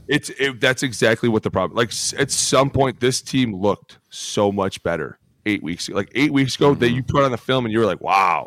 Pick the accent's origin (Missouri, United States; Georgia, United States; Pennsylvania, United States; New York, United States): Pennsylvania, United States; Philadelphia; Just probably because I'm from Philly, and that's what I do.